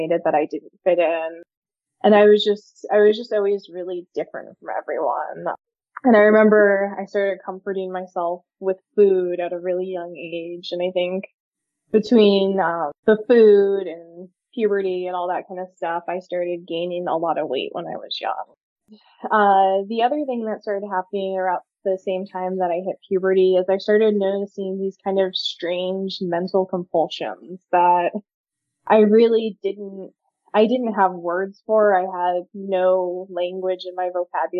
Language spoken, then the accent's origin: English; California, United States; also born or lived in Virginia; We moved from Virginia to California when I was about 9 years old. And moving to California, I felt like an outsider at school immediately